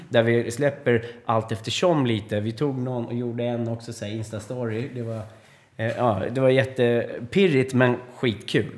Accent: Sweden; vi svenskar

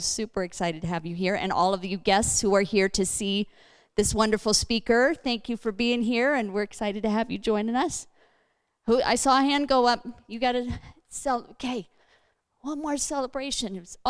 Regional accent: Hawaii, United States; Kevin and I were born and raised in Hawaii

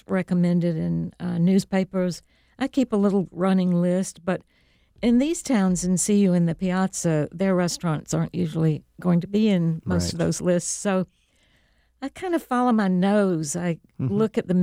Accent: the South, United States; also born or lived in Italy; now in North Carolina, United States; I grew up in the South

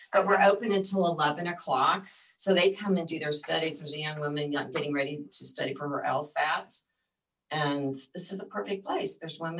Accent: Midwest, United States; also born or lived in Colorado; now in Texas, United States; I grew up in the Midwest.

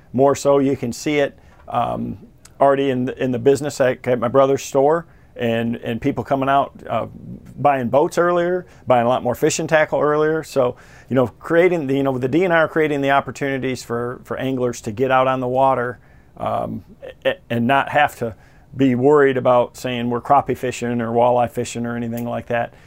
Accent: Michigan, United States; here in Michigan, in my home state

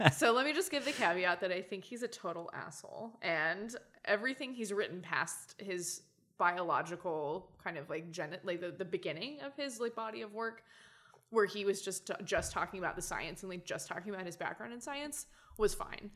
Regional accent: Oklahoma, United States; also born or lived in Louisiana / San Antonio, Texas / Arkansas; I grew up in Oklahoma

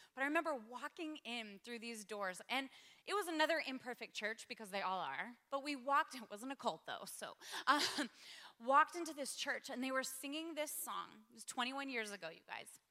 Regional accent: Spokane, Washington, United States; moved away as an adult; also born or lived in Sydney, Australia; I grew up in Spokane, Washington. Gave my life to Jesus at 19, moved to Sydney, Australia

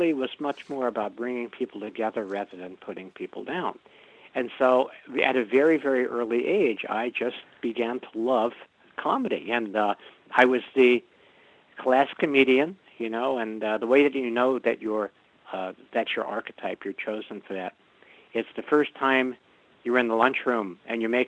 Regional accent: New York City, New York, United States; I am a boy from Brooklyn

